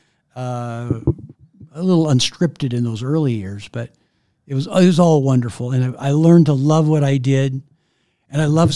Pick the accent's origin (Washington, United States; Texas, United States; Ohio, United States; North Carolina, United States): Washington, United States; Maple Valley; growing up in Maple Valley, I wanted to stay around home